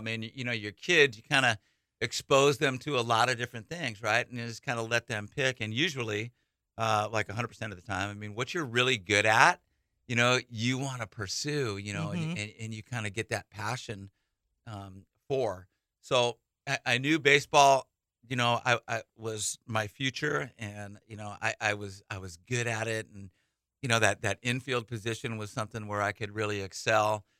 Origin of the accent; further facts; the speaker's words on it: California, United States; now in Hawaii, United States; You know what? I grew up in the Bay Area.